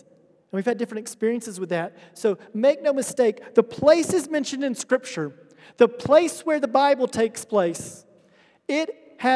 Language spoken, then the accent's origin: English; United States; moved away as an adult; now in Addis Ababa, Ethiopia; I grew up in the United States in a very small town, in a very small state that's known for high poverty